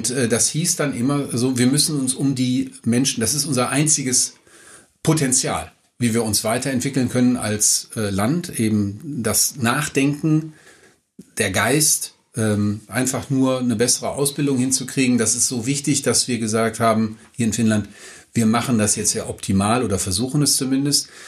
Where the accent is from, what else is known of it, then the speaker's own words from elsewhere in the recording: Düsseldorf, North Rhine-Westphalia, Germany; kommen Sie von hier her, ich komme aus Düsseldorf-Unterbach.